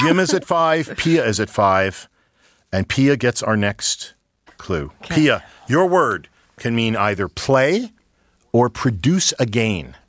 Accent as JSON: {"language": "English", "region": "Saskatchewan", "country": "Canada", "said": "we're all from Saskatchewan"}